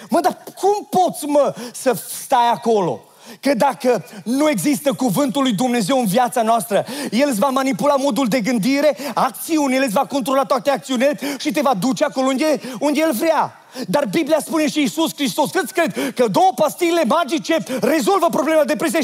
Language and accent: Romanian; Oradea, Bihor County, Romania; am fost născut în Oradea